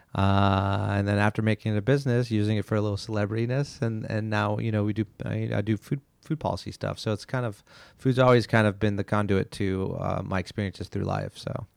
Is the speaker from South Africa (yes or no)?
no; Montreal, Quebec, Canada; moved away; I'm from Montreal